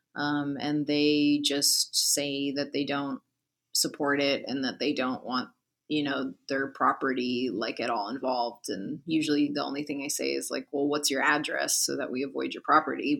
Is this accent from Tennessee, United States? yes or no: no; San Francisco, California, United States; born and raised in the Mission District